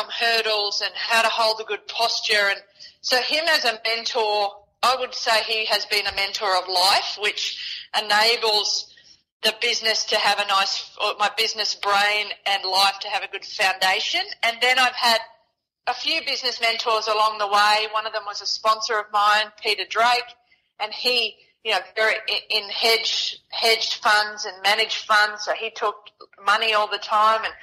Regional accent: Townsville, Queensland, Australia; I was born in Townsville

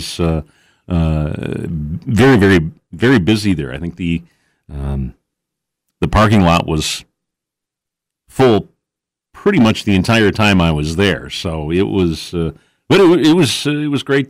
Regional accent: West Salem, Wisconsin, United States; I grew up in West Salem

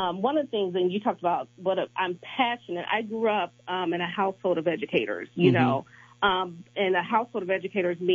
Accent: Kansas City, Missouri, United States; I was born and raised in Kansas City, Missouri

